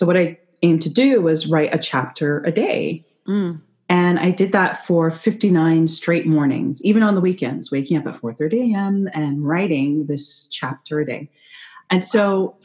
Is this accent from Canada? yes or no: yes; Canada; I'm not American, I'm Canadian